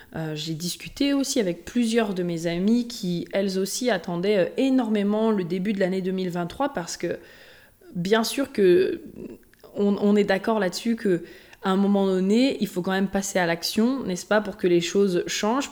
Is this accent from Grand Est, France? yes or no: no; Haute-Savoie, Auvergne-Rhône-Alpes, France; je viens de la Haute-Savoie euh, pas loin, juste, de l'autre côté du lac. Donc, euh, que j'ai toujours aussi été à côté euh, des montagnes